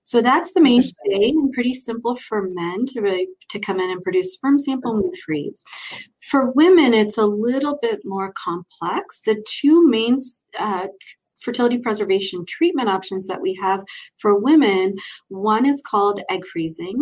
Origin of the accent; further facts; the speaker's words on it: Cleveland, Ohio, United States; moved away as an adult; also born or lived in Chicago / Philadelphia; now in Denver, United States; I grew up in Cleveland, Ohio.